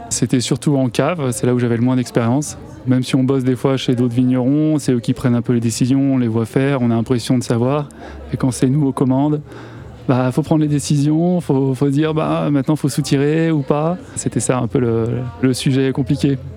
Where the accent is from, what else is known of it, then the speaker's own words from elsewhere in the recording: Chamonix, Auvergne-Rhône-Alpes, France; now in Bugey, France; Je suis originaire de Chamonix